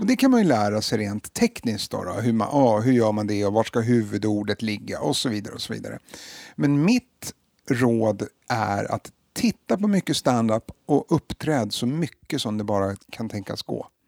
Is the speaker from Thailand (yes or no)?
no; Stockholm, Stockholm County, Sweden; jag är uppvuxen i Hagsätra och gick i Rågsvedsskolan.